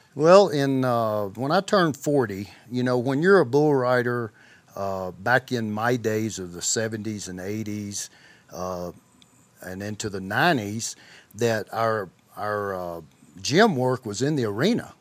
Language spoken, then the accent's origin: English; McGehee, Arkansas, United States; grew up in a small town in Southeast Arkansas that was, name was McGee, Arkansas